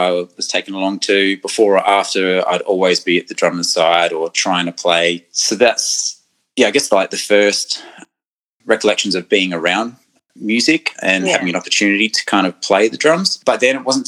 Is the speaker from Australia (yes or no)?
yes; Adelaide, South Australia, Australia; I was born in Adelaide